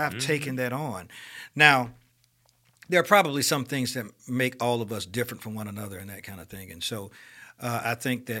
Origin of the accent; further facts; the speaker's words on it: Birmingham, Alabama, United States; But at any rate, so I grew up in Titusville. I knew a lot of my family was there.